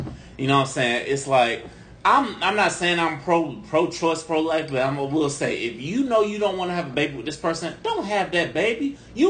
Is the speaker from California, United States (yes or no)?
no; St. Petersburg, Florida, United States; I know I'm from St. Pete, but goddamn, you know. I could be an educated brother from the south side of St. Pete.